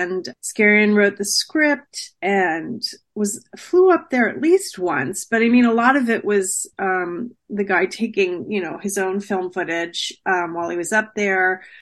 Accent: New Jersey, United States; I grew up in New Jersey

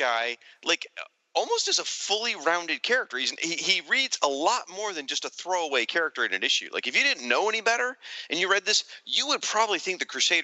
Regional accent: Michigan, United States; I am from Michigan

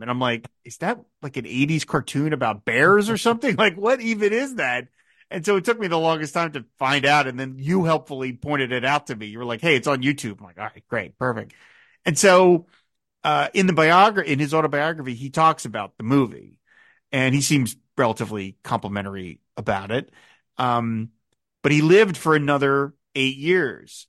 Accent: United States; as an American like you

